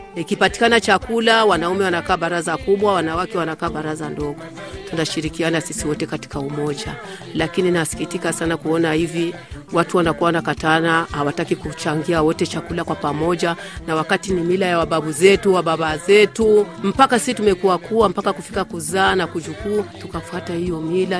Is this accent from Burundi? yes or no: yes; Rumonge, Rumonge Province, Burundi; Ni Mswahili, nilizaliwa Rumonge. Babu yangu kwanza alizaliwa Rumonge, baba yangu kazaliwa Rumonge, mimi mwenyewe nimezalia Rumonge